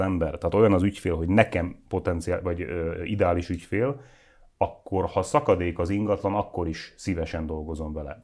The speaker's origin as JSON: {"language": "Hungarian", "region": "Nógrád", "country": "Hungary", "said": "én Nógrádi vagyok, ott a körül, környékünkön lévő falvakban van, ahol a kocsma is bezárt már"}